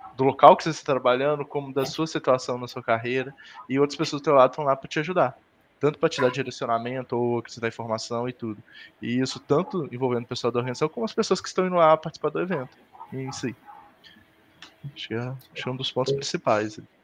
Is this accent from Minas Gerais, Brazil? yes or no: yes; Rosário da Limeira, Minas Gerais, Brazil; eu sou do interior de Minas, Rosário do Limeira, que é Quarta tem Muriaé, que também é bem aqui na zona da mata